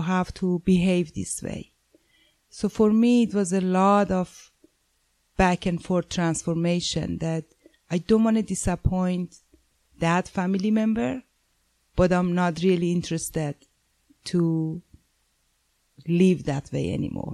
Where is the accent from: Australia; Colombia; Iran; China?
Iran; moved away; I'm originally from Iran